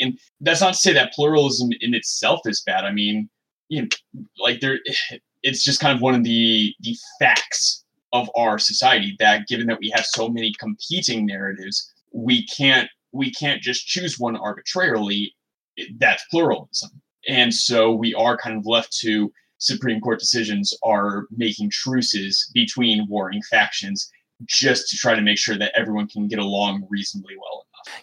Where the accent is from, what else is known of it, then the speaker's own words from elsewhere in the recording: Midwest, United States; also born or lived in Michigan; now in Seattle, United States; I'm from the Midwest where like 90, 100 degrees with humidity that that is on the table for our summers.